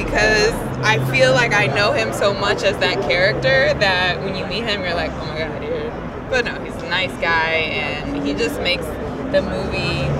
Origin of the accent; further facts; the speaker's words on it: St. Louis, Missouri, United States; My family's from North Carolina. I grew up in St. Louis, Missouri. But yeah, definitely deep South roots sort of a family.